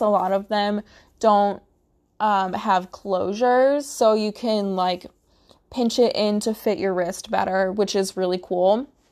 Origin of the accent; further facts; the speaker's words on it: Midwest, United States; I'm from the Midwest